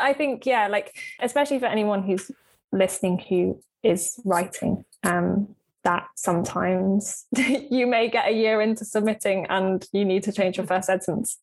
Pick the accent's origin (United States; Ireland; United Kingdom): United Kingdom; Cornwall, the Lizard, South West England; moved away; I spent yeah a, large part of my growing up in Cornwall um, on the Lizard